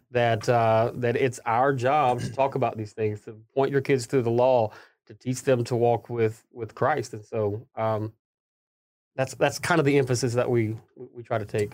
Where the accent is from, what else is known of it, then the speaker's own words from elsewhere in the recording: Middle Tennessee, United States; also born or lived in Nashville, Tennessee; I was born in Nashville, Tennessee